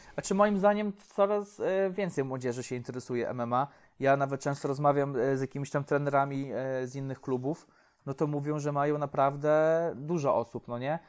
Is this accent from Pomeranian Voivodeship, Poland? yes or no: no; Łomża, Podlaskie Voivodeship, Poland; u mnie w Łomży